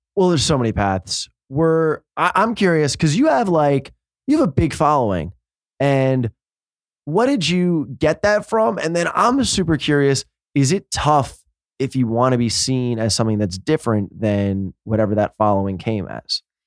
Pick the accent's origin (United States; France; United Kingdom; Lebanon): United States; New York; I'm from New York